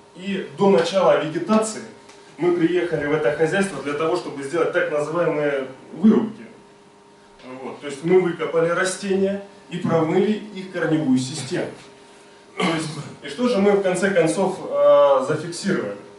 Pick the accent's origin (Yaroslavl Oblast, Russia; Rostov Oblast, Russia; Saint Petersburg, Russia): Rostov Oblast, Russia; мы сами из Ростовской области